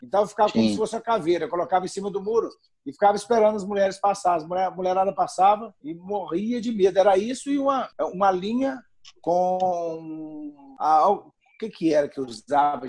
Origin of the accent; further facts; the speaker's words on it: Minas Gerais, Brazil; accent: mineiro; O mineiro, o mineiro ele se destaca com o sotaque. A gente tem mania de compactar as palavras